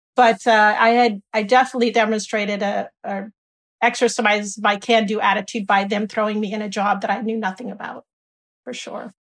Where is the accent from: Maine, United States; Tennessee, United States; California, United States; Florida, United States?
California, United States; San Bernardino; moved away as an adult; also born or lived in Washington DC area / Boston / Dallas / Michigan; I grew up here in San Bernardino, not too far away